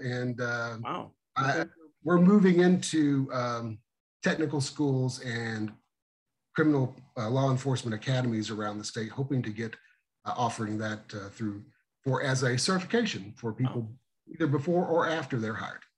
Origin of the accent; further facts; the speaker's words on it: Missouri, United States; my hometown of 792 people, down in the school of um, the great state of Missouri